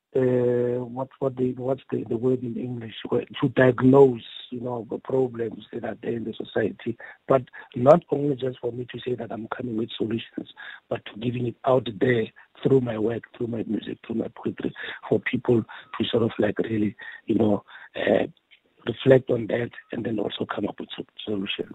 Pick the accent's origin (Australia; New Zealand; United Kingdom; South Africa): South Africa; Mamelodi, Gauteng; also born or lived in Lady Selborne; I was uh, born in the then Lady Selborne, but I grew up here in Mamelodi